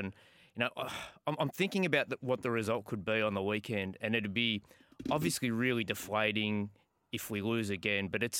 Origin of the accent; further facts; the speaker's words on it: Merrylands, New South Wales, Australia; So I grew up in Merrylands, and that's where the family home still is.